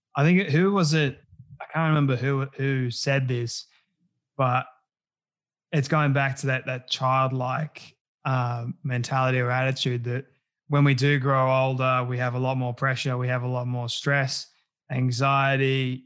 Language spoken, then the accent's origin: English; Australia